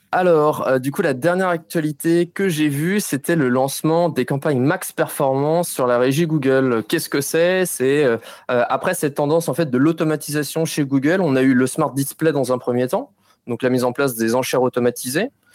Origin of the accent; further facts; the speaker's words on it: Nantes, Pays de la Loire, France; je viens de Nantes